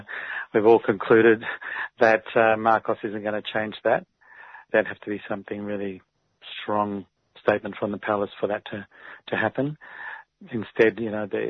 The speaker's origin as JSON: {"language": "English", "country": "Australia", "said": "I'm Australian"}